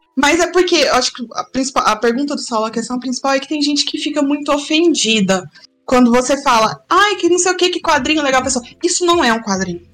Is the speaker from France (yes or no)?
no; Goiás, Brazil; Já sou goiana